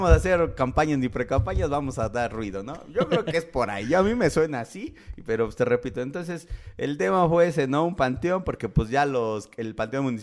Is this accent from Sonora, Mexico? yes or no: no; Santa Ana Chiautempan, Tlaxcala, Mexico; Mi pueblo bicicletero, le digo yo.